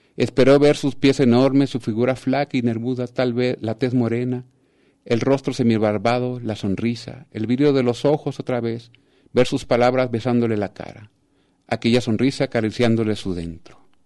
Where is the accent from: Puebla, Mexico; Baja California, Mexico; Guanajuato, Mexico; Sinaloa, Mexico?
Sinaloa, Mexico; also born or lived in Tijuana; de Sinaloa, que es mi tierra, que amo